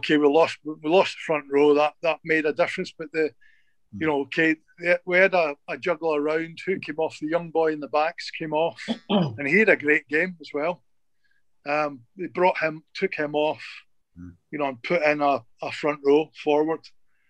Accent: Wales, United Kingdom; being a Welshman

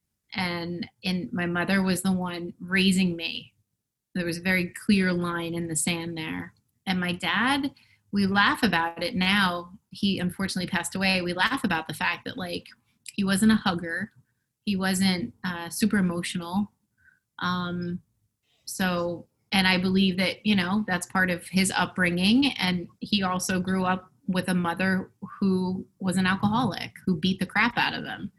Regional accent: Westfield, New Jersey, United States; I grew up in Westfield, New Jersey, which is central New Jersey

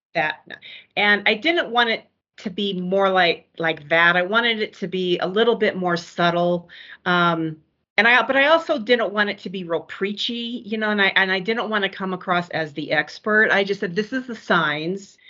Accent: Omaha, Nebraska, United States; I grew up in Omaha

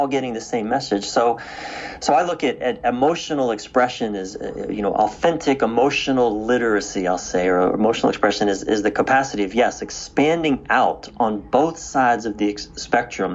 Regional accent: East Coast of the United States, United States; I was raised on the East Coast of the United States.

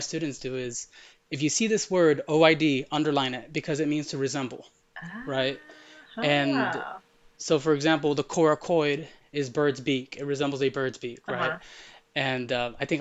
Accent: United States; first language Arabic; English is a second language; also born or lived in Middle East; the city I grew up in is 99% Hispanic

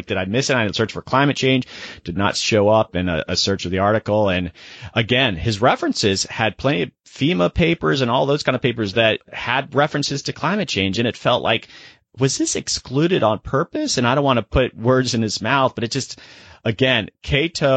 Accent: Sarasota, Florida, United States; I grew up in Sarasota, Florida, which is on the West Coast

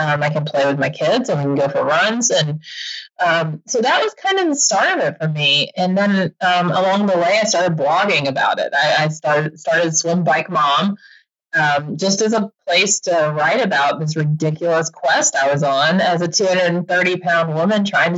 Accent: Georgia, United States; I grew up in Georgia

